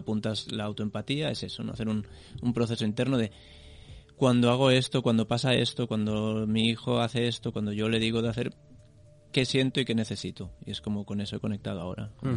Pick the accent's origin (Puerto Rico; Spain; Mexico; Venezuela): Spain; Corbera; de mi pueblo, en Corbera